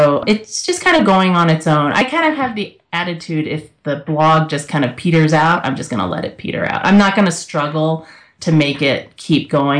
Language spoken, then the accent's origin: English; the South, United States; now in Colorado, United States; Growing up in the South